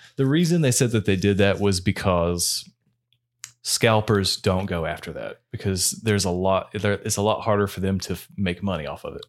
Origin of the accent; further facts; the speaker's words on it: United States; we're American